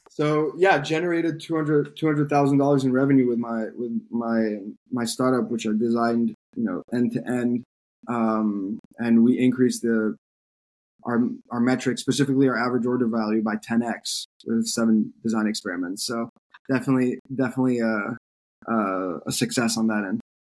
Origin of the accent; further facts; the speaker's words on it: France; moved away as an adult; now in United States; I grew up in France. Uh, I moved to the U.S. for college